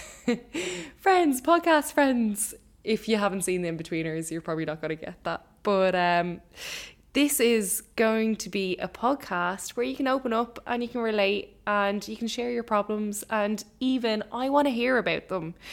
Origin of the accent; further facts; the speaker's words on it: Ireland; as an Irish person